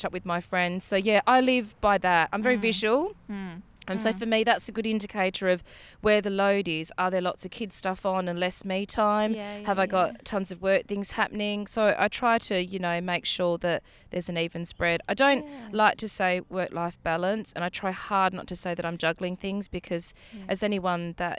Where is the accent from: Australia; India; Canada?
Australia; being Australian